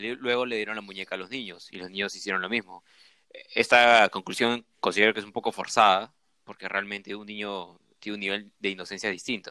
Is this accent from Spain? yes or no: no; Peru; como sudaca, como peruano